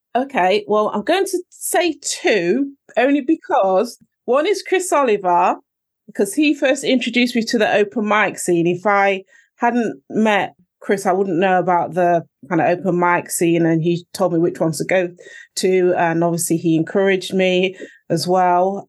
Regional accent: Nottingham, East Midlands, United Kingdom; I was born in Nottingham. My parents came over from Jamaica a long time ago

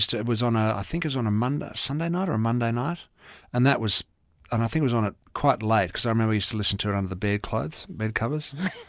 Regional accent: Nigeria; born there; But no, I was born in Nigeria because my father was an Englishman.

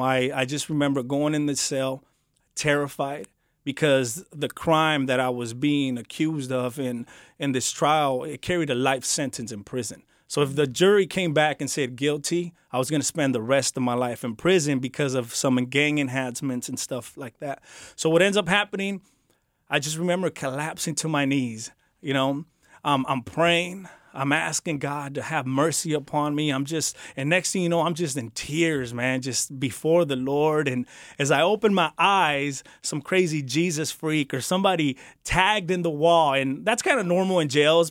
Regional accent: Santa Ana, California, United States; I grew up in Santa Ana, the beautiful city of Santa Ana

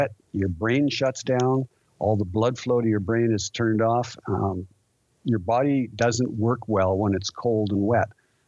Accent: Vancouver, British Columbia, Canada; growing up in Vancouver

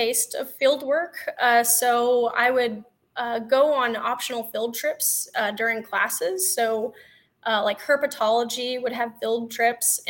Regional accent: Texas, United States; I grew up on a ranch in Texas

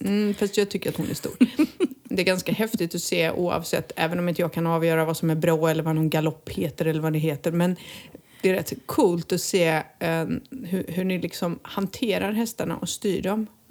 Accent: Halmstad, Halland County, Sweden; moved away as an adult; now in Costa del Sol, Spain; att vara hemma i Halmstad igen

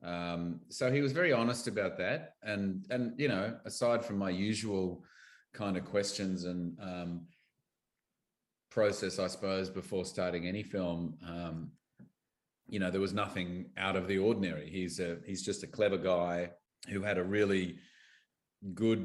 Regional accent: Australia; as an Aussie actor

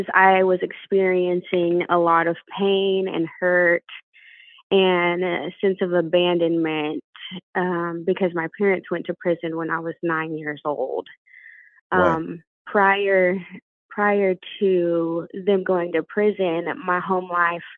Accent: Cleburne, Texas, United States; In a small town called Cleburne, born and raised.

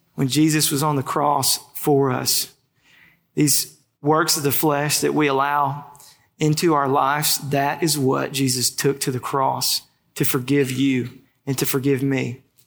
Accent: Ruston, Louisiana, United States; I grew up in Ruston, first job in high school

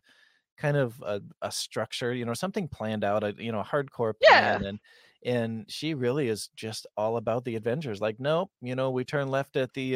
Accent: west coast of Michigan, United States; accent: flat Midwest accent; our accent here, and because I'm on the west coast of Michigan, is pretty similar to Chicago.

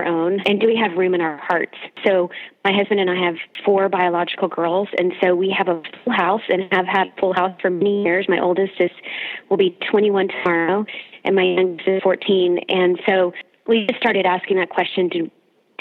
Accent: Houston, Texas, United States; moved away as an adult; now in Austin, United States; we are originally from Houston and currently living in Austin.

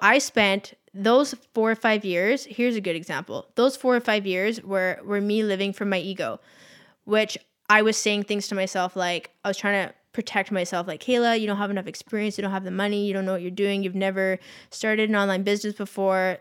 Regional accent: Victoria, British Columbia, Canada; Tara and I come from Victoria

